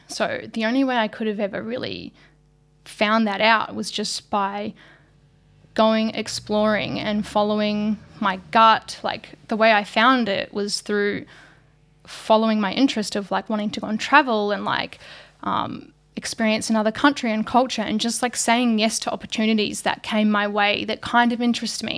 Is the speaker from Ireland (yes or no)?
no; New Zealand; moved away as an adult; now in Australia; I'm originally from New Zealand. Um, I was brought up in very, very small country town